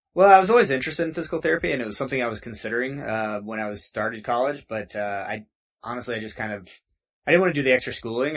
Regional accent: near Lake of the Ozarks, Missouri, United States; moved away as an adult; now in Denver, United States; I'm from Missouri originally, kind of uh, by Lake of the Ozarks. Okay. Uh, you've, if you've seen the Netflix show Ozark, that's uh, based off of right around where I grew up.

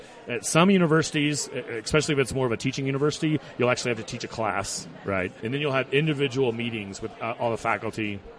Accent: Houston, Texas, United States; moved away as an adult; also born or lived in Dallas / College Station, Texas; now in Fort Collins, United States; I grew up in Houston, lived in Dallas. I don't like big cities.

